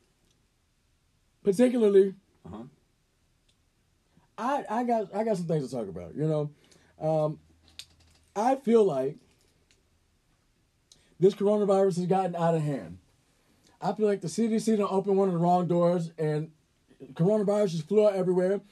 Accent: Atlanta, Georgia, United States; Y'all know I'm from Atlanta, so I might be a little hood

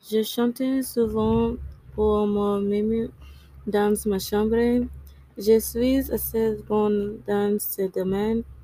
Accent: Kansas City, Missouri, United States; French is a second language; J'ai 15 ans. et Je viens de Kansas City, Missouri. Je suis une belle fille afro-américaine.

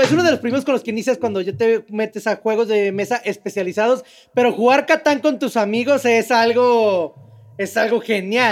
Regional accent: Mexico; yo soy de México

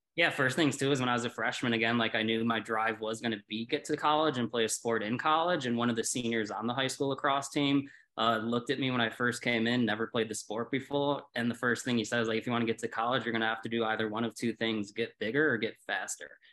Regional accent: Chicago, Illinois, United States; moved away as an adult; now in Colorado, United States; I was born and raised in Chicago.

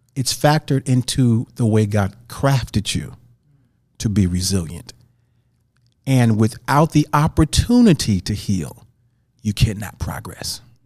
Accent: St. Louis, Missouri, United States; moved away; I grew up in Saint Louis

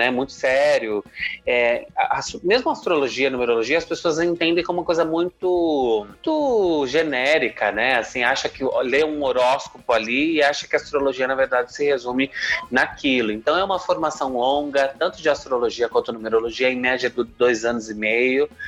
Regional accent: Jundiaí, São Paulo, Brazil; sou de Jundiaí, São Paulo, né, que é interior aqui de São Paulo.

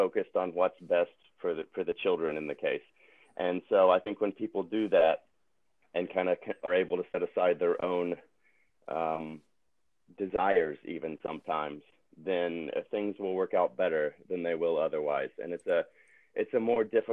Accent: Tennessee, United States; now in California, United States; I'm from Tennessee, my wife is from Wisconsin. We don't have any family here

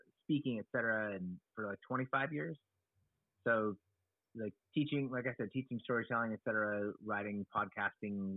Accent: Oakland, California, United States; I was born in Oakland, California, and I've been here in the San Francisco Bay Area, Oakland side of the San Francisco

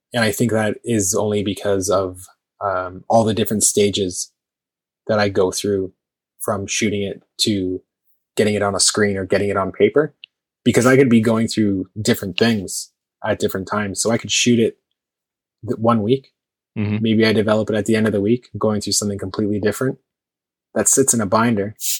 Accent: Toronto, Ontario, Canada; I'm from Toronto

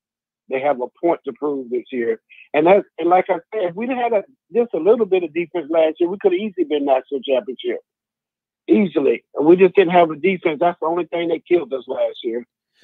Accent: Mobile, Alabama, United States; now in Jacksonville, United States; I'm from Mobile, Alabama.

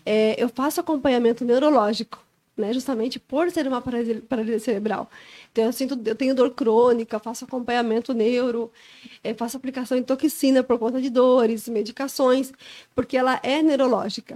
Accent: Joinville, Santa Catarina, Brazil; Sou daqui de Joinville, natural aqui de Joinville.

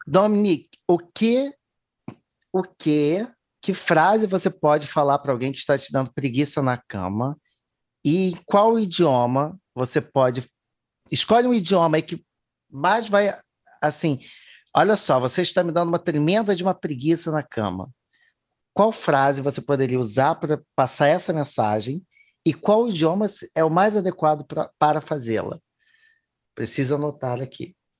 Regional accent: Brazil; first language Portuguese; E não que eu não seja, né? Sou

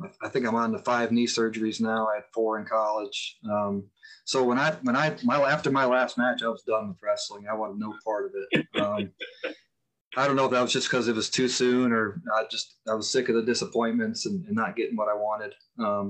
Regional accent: Mountaintop, Pennsylvania, United States; where I grew up in Mountaintop, Pennsylvania, is only about 30 minutes from Bloomsburg

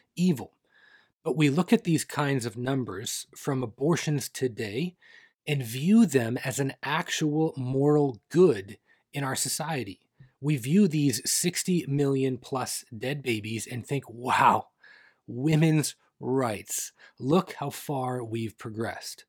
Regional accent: Canada; Not my home country of Canada

